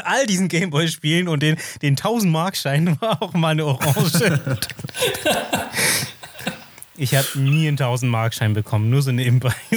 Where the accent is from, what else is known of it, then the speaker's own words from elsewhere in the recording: Austria; accent: klassischer österreichischer Akzent (Austrian); meinen klassischen österreichischen Akzent